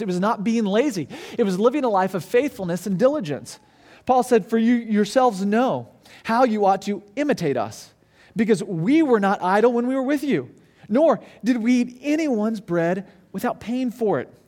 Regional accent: Branson, Missouri, United States; now in Orlando, United States; I grew up in Branson, Missouri

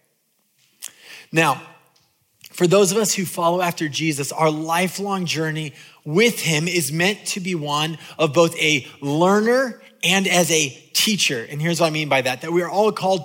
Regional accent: California, United States; I'm from California

